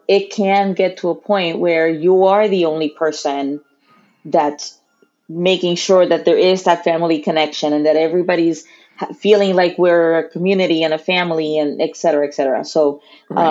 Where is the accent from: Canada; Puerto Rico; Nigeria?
Puerto Rico; I consider myself Puerto Rican. I was born and raised uh, there